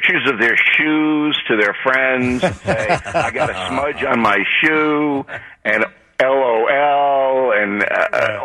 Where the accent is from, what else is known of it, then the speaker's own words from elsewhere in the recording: Levittown, New York, United States; growing up in New York, like I was in Levittown